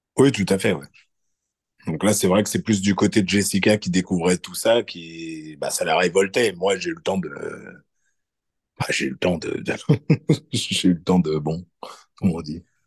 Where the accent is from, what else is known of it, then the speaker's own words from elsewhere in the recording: France; en France moi quand j'ai grandi bah, je sentais que j'étais pas blanc